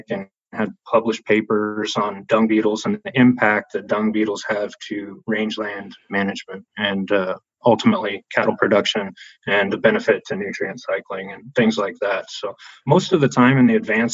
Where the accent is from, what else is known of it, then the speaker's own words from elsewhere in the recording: Nebraska, United States; I'm from Nebraska originally. I grew up in Nebraska